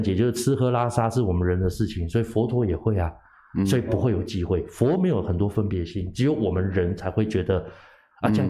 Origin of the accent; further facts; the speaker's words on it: Thailand; 所以我们泰国人都会抢外抢外国人的